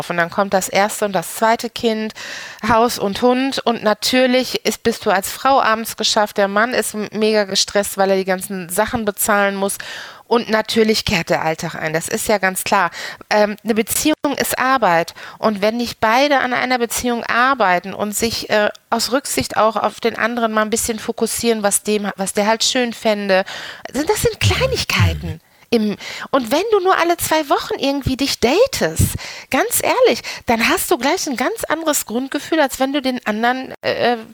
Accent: Dortmund, North Rhine-Westphalia, Germany; was verbindet mich mit Dortmund? Ähm, mein, ähm, mein ganzes Leben, ne? weil ich, äh, ich bin nicht weit gekommen. ich bin immer noch hier.

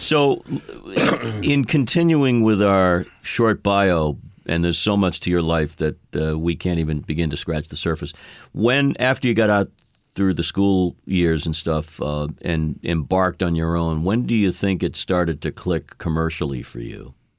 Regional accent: Boston, Massachusetts, United States; I'm a Bostonian

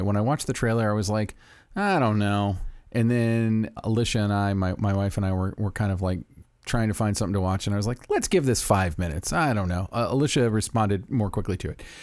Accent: Florida, United States; growing up in Florida

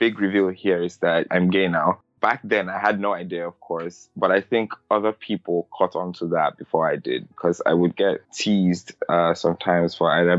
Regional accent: Lagos, Nigeria; now in United States; I grew up in Surulere.

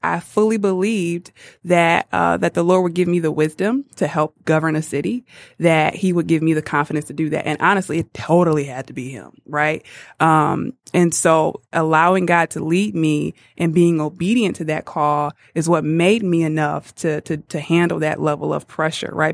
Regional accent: Muskegon Heights, Michigan, United States; moved away as an adult; now in Detroit, United States; I grew up on the best side, Muskegon Heights, and went to Muskegon Heights Public

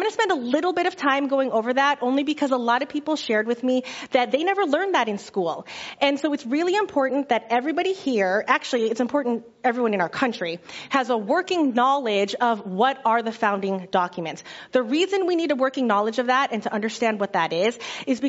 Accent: United States; as American Christians

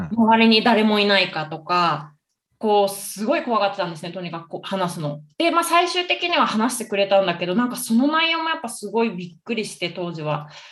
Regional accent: Tokyo, Japan; moved away as an adult; now in Colombia; 東京です

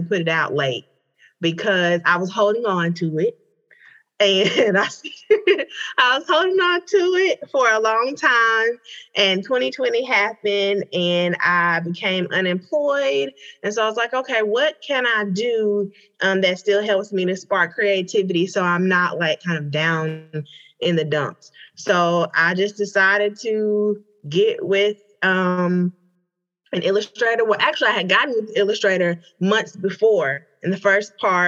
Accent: Hope, Arkansas, United States; moved away as an adult; now in Atlanta, United States; So I am originally from Hope, Arkansas, but I live in Atlanta, Georgia now.

